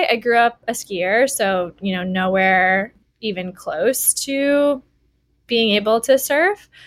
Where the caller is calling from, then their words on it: Honolulu, Hawaii, United States; I'm phoning in from Honolulu, Hawaii. Yeah, I've been here for almost three years now, which is absolutely crazy to me.